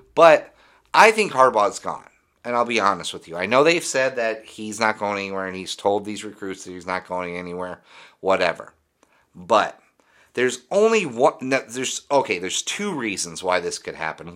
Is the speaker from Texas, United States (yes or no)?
no; Denver, Colorado, United States; I grew up in Denver, Colorado